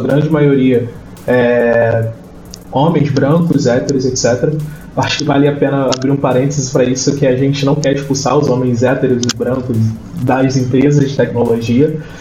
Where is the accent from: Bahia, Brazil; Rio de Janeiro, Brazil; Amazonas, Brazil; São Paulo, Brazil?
Rio de Janeiro, Brazil; eu sou do Rio, né? Rio de Janeiro capital